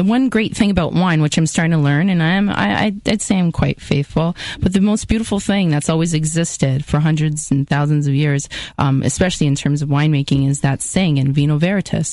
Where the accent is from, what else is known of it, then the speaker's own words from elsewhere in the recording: Welland, Ontario, Canada; It was cool growing up in Welland